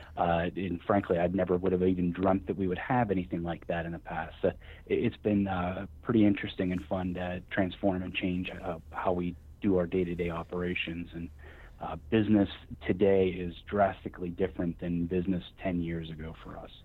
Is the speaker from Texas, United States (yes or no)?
no; Wheeling, West Virginia, United States; I'm from Wheeling, West Virginia. I've been from the area all my life